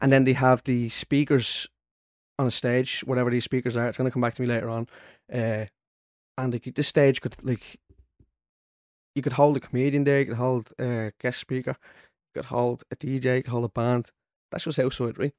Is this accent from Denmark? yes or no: no; Dublin, Leinster, Ireland; growing up in Ballymore